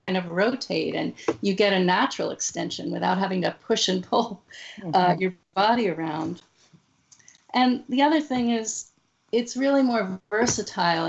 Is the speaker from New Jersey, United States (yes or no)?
yes; New Jersey, United States; I grew up in New Jersey